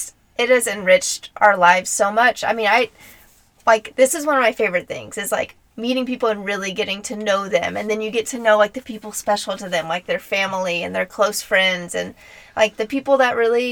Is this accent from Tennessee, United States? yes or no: yes; Nashville, Tennessee, United States; moved away; we're from Nashville, Tennessee, both our families are there, so there's like deep roots there